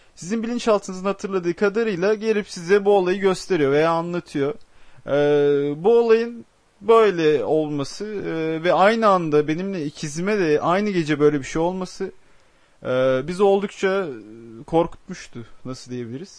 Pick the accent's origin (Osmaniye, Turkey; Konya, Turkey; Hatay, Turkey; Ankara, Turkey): Osmaniye, Turkey; also born or lived in Adana; ben Adanalıyım. E, Osmaniyeliyim